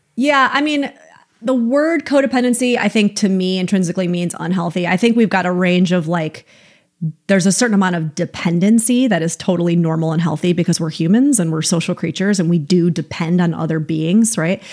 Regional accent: upstate New York, United States; now in California, United States; I'm from upstate New York, so I know the weather that you guys get. It's the same weather that we used to get, that I got growing up.

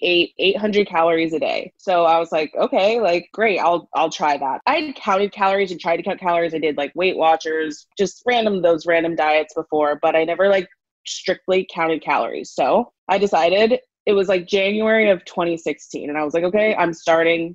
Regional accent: Arizona, United States; moved away as an adult; now in Los Angeles, United States; I'm originally from Arizona

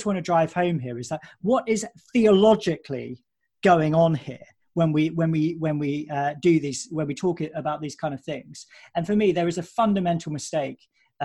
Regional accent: near Colchester, East of England, United Kingdom; moved away; I grew up near Colchester, and I used to go and watch Colchester United

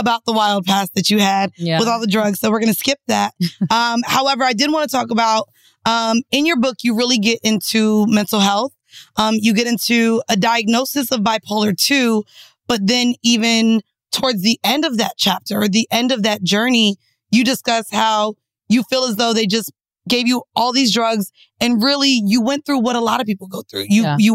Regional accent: the South, United States; growing up in the South where there's no form of public transportation

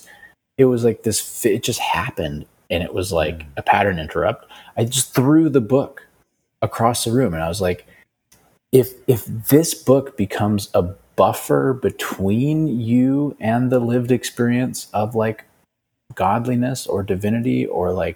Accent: New Mexico, United States; moved away; also born or lived in Bali; I'm from New Mexico, man. So it's like, I just know my roots

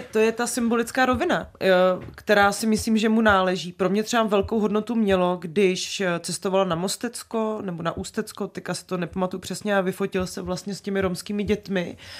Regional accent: Brno, South Moravian Region, Czechia; tady se ze mě furt děláte srandu, že jsem z Brna, takže já jsem z Brna

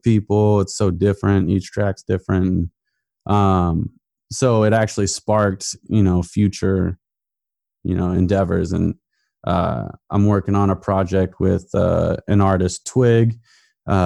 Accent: Portland, Oregon, United States; moved away as an adult; also born or lived in Virginia; growing up in Portland

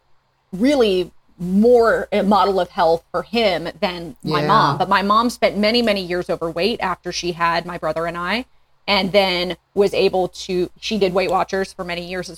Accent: Northwest Indiana, United States; moved away as an adult; now in Fort Smith, United States; I grew up in Northwest Indiana, but my mom is from Minnesota and my dad's from Germany

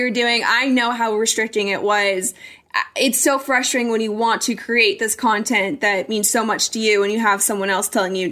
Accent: Colorado, United States; now in Arizona, United States; I grew up in Colorado. That's home for me.

